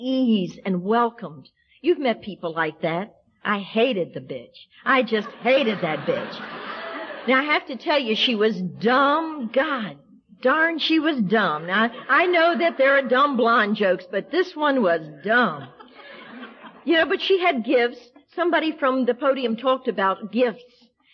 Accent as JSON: {"language": "English", "region": "the South", "country": "United States", "tie": "born or raised there", "also_born_or_lived": "Washington, D.C.", "said": "I'm a Southerner by birth"}